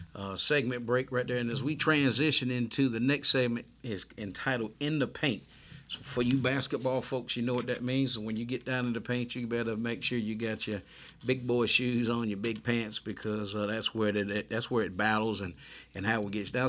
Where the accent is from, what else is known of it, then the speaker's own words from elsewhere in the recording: United States; growing up in the United States